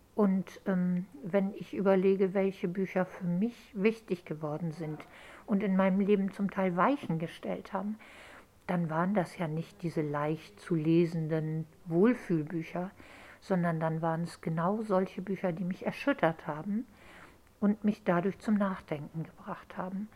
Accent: Hamburg, Germany; also born or lived in England; ich bin in Hamburg aufgewachsen

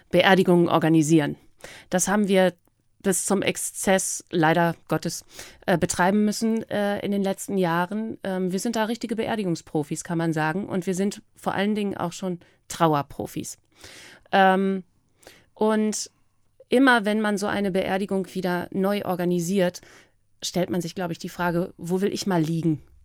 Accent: East Frisia, Lower Saxony, Germany; also born or lived in United States; über meine, über meine Heimat

